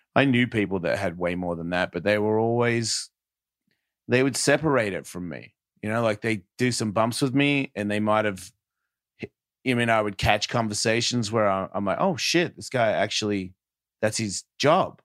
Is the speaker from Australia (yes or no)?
yes; Australia; I'm from Australia